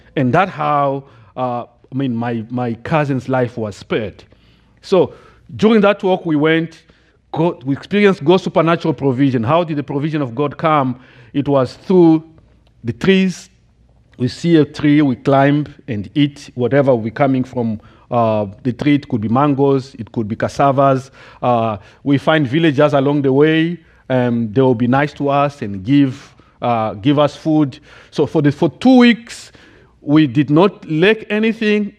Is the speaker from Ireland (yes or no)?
no; DR Congo; English is a second language; moved away as an adult; now in United States; I grew up in the Democratic Republic of the Congo